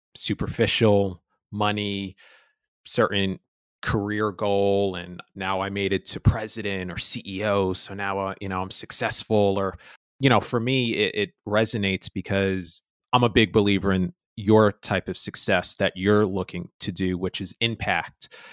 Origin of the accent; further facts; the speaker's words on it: New York, United States; I'm from New York